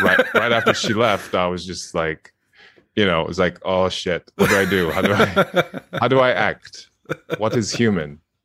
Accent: Japan; I'm from Japan

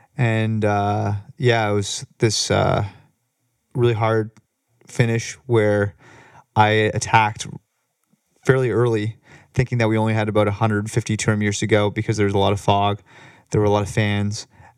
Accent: Toronto, Ontario, Canada; also born or lived in Ottawa / Michigan; I'm from Toronto originally.

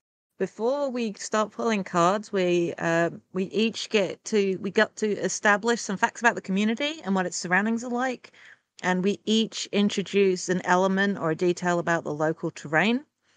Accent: England, United Kingdom; Being English sucks.

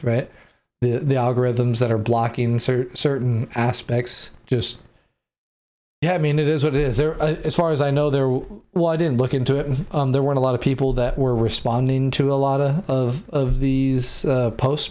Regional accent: San Diego, California, United States; moved away; because I grew up in San Diego

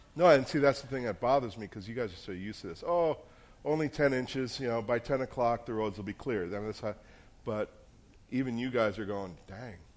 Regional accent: New Jersey, United States; moved away; I'm from New Jersey

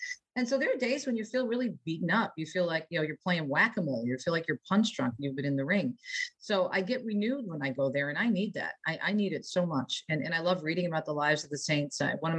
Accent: Jersey City, New Jersey, United States; also born or lived in Metro Detroit; now in Detroit, United States; I was born in Jersey City and I'm living in Metro Detroit, you know, 4.5-5 million people in my area.

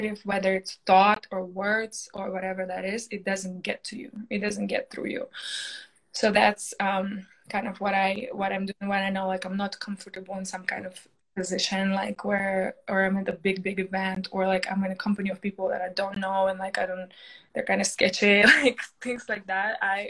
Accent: Russia; English is a second language; moved away as an adult; now in United States; I came to America when I was 18 from Russia, from, you know, just finished high school, came here

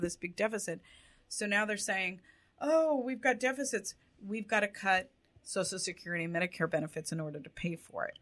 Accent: Orange County, Los Angeles area, California, United States; I was born in Orange County and raised in the Orange County, LA areas.

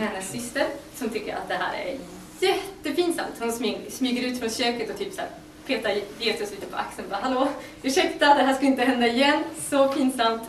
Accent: Västerbotten County, Sweden; now in Uppsala, Sweden; Jag kommer från Västerbotten

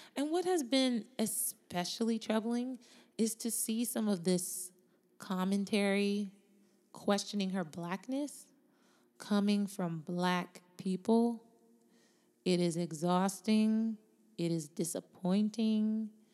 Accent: United States; She was born in America, as was I. My parents were born in Jamaica.

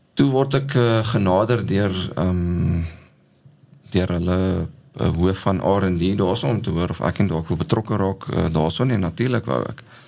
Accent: Ladysmith, KwaZulu-Natal, South Africa; moved away as an adult; ek het groot geword in Ladysmith in Natal. Uh daar gebore, skool gegaan

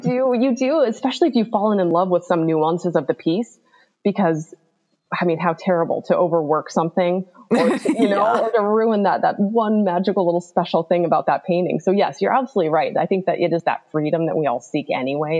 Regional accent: Alaska, United States; now in Bigfork, United States; I grew up in Alaska, right on the Pacific Ocean

